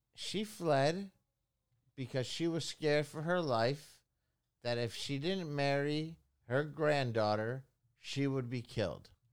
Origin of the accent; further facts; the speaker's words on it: Philadelphia, Pennsylvania, United States; I was born in nineteen seventy-seven in Philadelphia